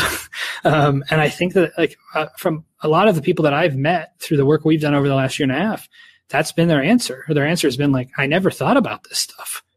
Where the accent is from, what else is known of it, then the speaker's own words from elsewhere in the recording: Canada; my child was born here, you know, I'm a Canadian